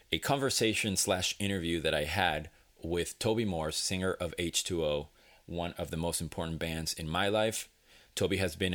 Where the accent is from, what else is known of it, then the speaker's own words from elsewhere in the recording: Venezuela; moved away; back, as you know, I'm from Venezuela.